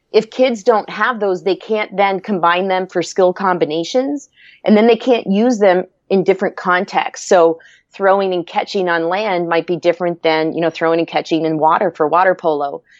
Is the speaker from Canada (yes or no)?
yes; Antigonish, Nova Scotia, Canada; I grew up in Nova Scotia, Canada, and was fortunate enough to grow up in a, a small town, a very active town in the Northeast Coast called Anagonish.